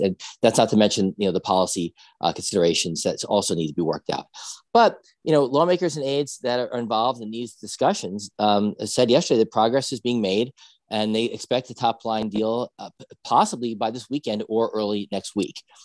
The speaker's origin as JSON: {"language": "English", "region": "New Jersey", "country": "United States", "said": "I'm from Jersey"}